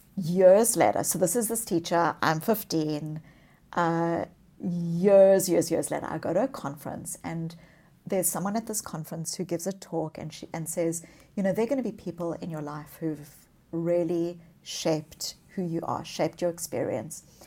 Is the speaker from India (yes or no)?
no; South Africa; moved away; I was born as a child, as a white child in the white suburbs of apartheid South Africa